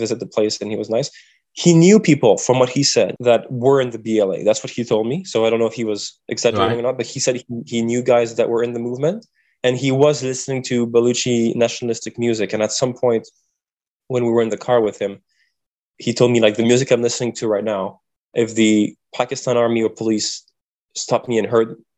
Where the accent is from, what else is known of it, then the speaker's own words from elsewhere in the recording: Canada; As a Canadian